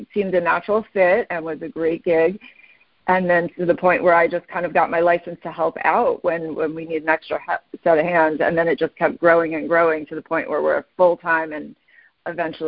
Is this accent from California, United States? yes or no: no; New York, United States; moved away as an adult; now in Scottsdale, United States; We're from New York originally